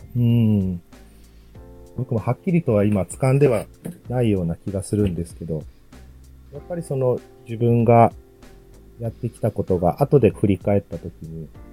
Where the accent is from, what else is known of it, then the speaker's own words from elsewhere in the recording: Tokushima, Japan; moved away as an adult; now in Hokkaido, Japan; 生まれ自体は徳島県なんですよね。温暖で、こっちに比べると常夏のような場所で生まれ育った